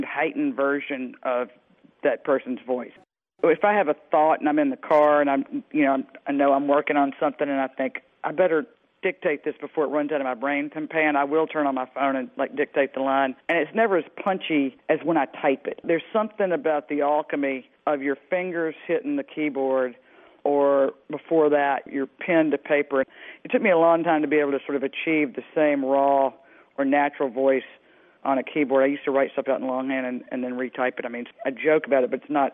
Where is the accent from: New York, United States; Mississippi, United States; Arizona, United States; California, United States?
Mississippi, United States; Mississippi Delta, United States; moved away; I grew up in the Mississippi Delta